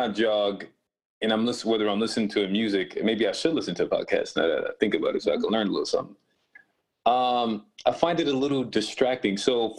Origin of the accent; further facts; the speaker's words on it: Rochester, New York, United States; But she lives currently in Rochester, New York, which is my hometown.